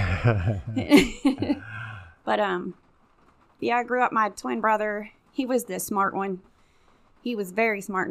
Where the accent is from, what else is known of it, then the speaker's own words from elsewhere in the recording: Jeffersonville, Indiana, United States; also born or lived in Clarksville, Indiana; I grew up in Jeffersonville, half Jeffersonville, half Clarksville